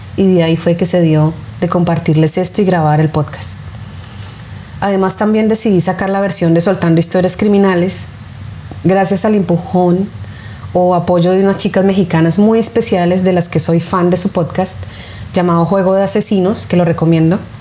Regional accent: Colombia; now in United States; mi país de origen, Colombia, o aquí donde vivo en Estados Unidos

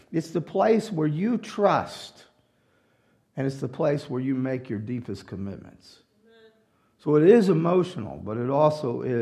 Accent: Louisiana, United States

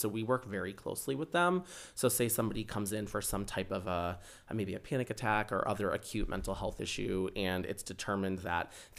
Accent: Rochester, Minnesota, United States; That is true. Yes. So I am from Rochester.

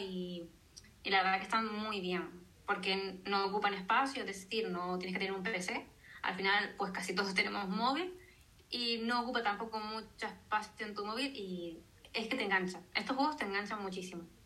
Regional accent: Canary Islands, Spain; soy canaria

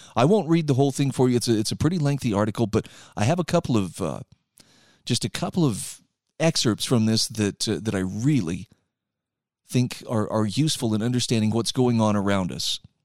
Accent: Utah, United States; my home state of Utah

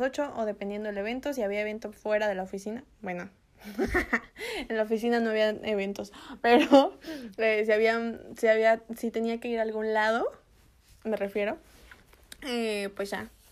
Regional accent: Mexico; moved away as an adult; now in United States; Si me regreso a México, las cosas en México, en mi país, ya están mejorando

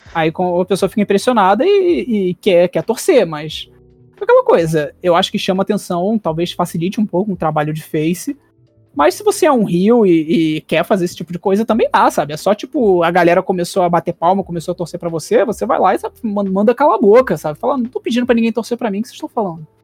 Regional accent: Rio de Janeiro, Brazil; Mesmo sendo carioca

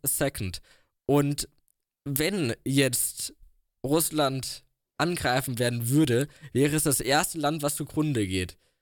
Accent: Germany; wir können als Deutsche

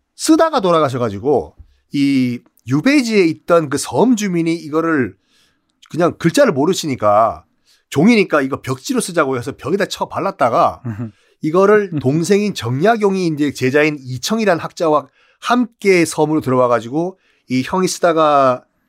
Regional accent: Busan, South Korea; 고향은 부산이지만

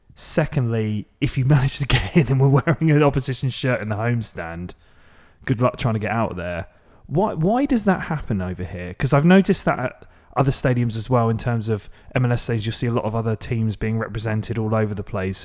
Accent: Maidstone, South East England, United Kingdom; my hometown of Maidstone

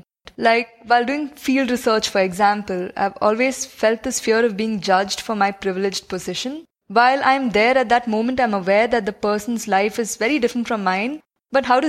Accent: South India, India; being from the south and all, my Hindi is terrible

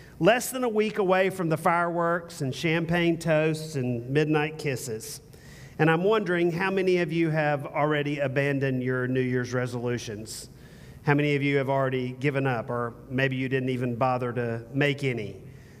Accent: the South, United States; also born or lived in North Carolina; now in Austin, United States; I'm from the South

